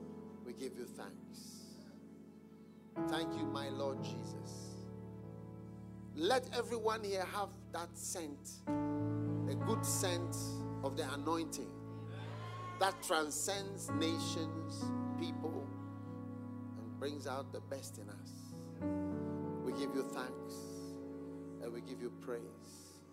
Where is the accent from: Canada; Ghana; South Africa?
Ghana; Oh, wow. You're African, right? Man, you're African. That's all. Where are you from? Ghana, Guyana. I said, no, Ghana, Guyana, Guyana, Guyana, Guyana.